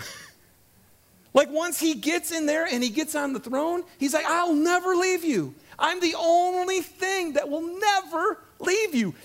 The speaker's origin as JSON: {"language": "English", "region": "Michigan", "country": "United States", "tie": "born or raised there", "moved": "yes", "said": "I grew up in Michigan, uh, out in the woods"}